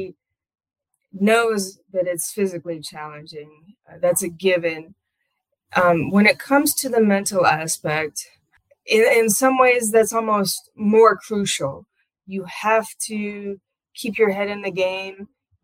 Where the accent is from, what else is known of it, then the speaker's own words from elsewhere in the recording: Iowa, United States; I'm from here and I still live here